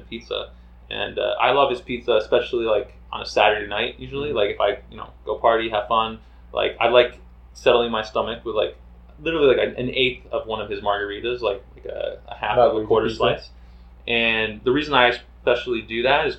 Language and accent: English; Texas, United States; I was born in Texas